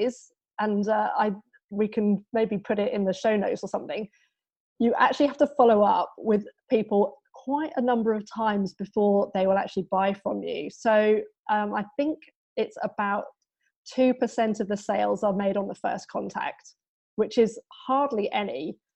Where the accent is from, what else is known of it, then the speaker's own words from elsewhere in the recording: United Kingdom; moved away as an adult; now in Brisbane, Australia; obviously I'm British. So I came over from the UK in July 2017. We moved over to Brisbane